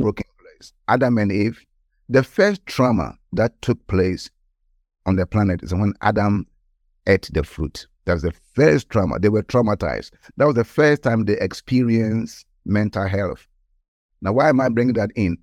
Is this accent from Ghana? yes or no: yes; Ghana; moved away; I was born in Ghana, West Africa, and at the age of around about sixteen years old, I gave my life to Christ. So I was in the high school in Ghana